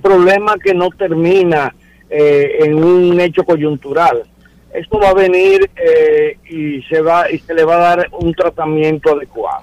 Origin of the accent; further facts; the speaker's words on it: Dominican Republic; Somos dominicanos, somos ciudadanos